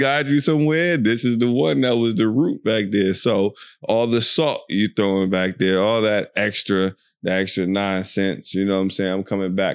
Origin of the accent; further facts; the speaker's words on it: United States; moved away as an adult; also born or lived in Virginia / Maryland; now in Dubai, United Arab Emirates; we're from America, you know, we're from the U S, well, Virginia is where we reside, Virginia, Maryland